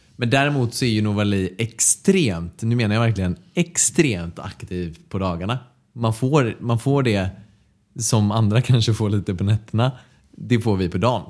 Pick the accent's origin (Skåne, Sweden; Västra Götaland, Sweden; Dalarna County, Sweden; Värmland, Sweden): Västra Götaland, Sweden; Mölnlycke; also born or lived in Gothenburg; Jag är från Mölnlycke, också ja. här i närheten av dit vi flyttat nu